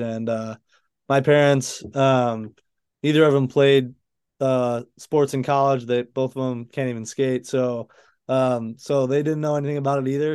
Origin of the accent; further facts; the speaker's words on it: Chelsea, Michigan, United States; moved away; I'm from Michigan, like you said. I grew up in this little town right outside of Ann Arbor, Michigan, called Chelsea